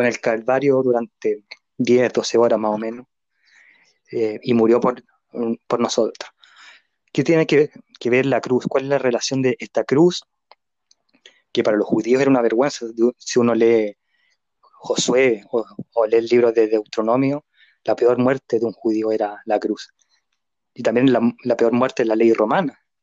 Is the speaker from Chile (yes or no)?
yes; Chile; nosotros acá en Chile